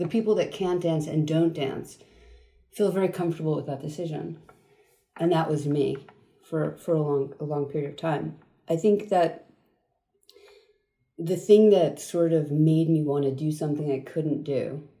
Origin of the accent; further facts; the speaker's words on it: United States; also born or lived in Queens, New York / Long Island, New York / New Jersey / Germany; So I was born in Queens. Right. And moved at 5 to Long Island and then New Jersey.